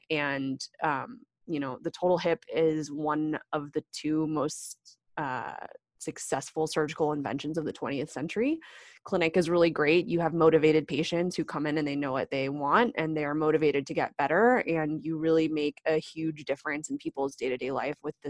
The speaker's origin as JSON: {"language": "English", "town": "Vienna", "region": "Virginia", "country": "United States", "moved": "as an adult", "lives_now": "Los Angeles, United States", "said": "I am from Vienna, Virginia. So Northern Virginia, outside of Washington, D.C."}